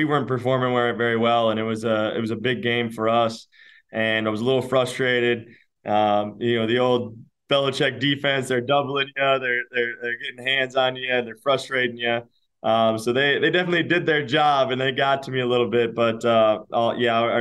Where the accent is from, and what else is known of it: Minnesota, United States; born or raised there